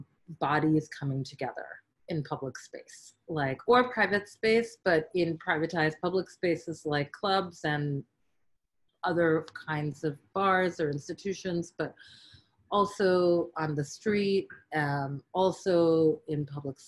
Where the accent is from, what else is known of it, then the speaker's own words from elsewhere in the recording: New York, United States; being born and raised in New York and having lived here for much of my life